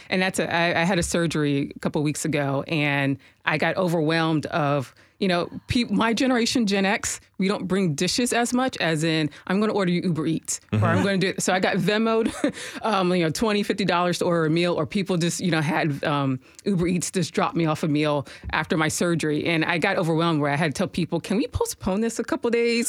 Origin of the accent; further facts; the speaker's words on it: Harrisburg, Pennsylvania, United States; moved away as an adult; now in Nashville, United States; I came from Harrisburg, Pennsylvania. That's my hometown